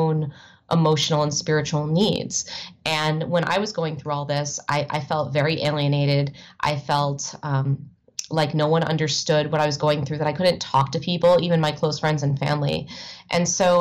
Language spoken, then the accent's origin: English; United States; moved away as an adult; also born or lived in Evanston, Illinois / New York / Chicago; my life growing up in the Washington, D.C. suburbs